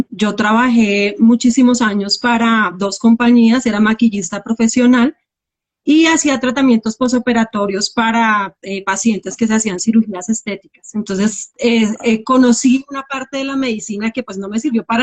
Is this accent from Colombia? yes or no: yes; Colombia; Sí, yo soy de Colombia, eh, vivo en Bogotá ahorita, eh, acá son las 11 de la mañana.